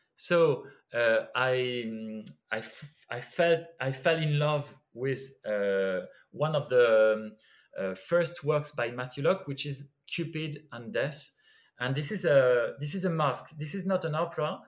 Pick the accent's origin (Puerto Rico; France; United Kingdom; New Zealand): France; Brittany; English is a second language; moved away; also born or lived in Lyon; I'm from the countryside. I'm from Brittany, and there was no music at all.